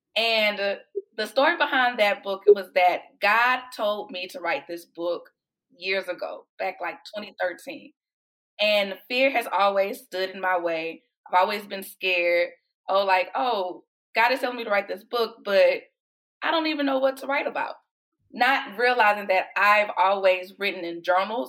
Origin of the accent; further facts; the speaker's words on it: Houston, Texas, United States; moved away as an adult; now in Austin, United States; I am originally from Houston, and I've been in Austin for about 14 years now.